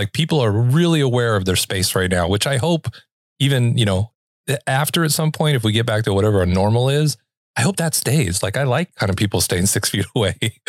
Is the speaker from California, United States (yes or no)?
yes; California, United States; Like, I'd never told anyone I was from California.